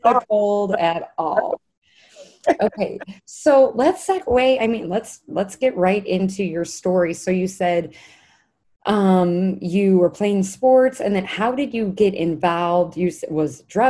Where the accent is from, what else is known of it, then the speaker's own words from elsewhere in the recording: Chicago, Illinois, United States; also born or lived in Indiana; we're from Chicago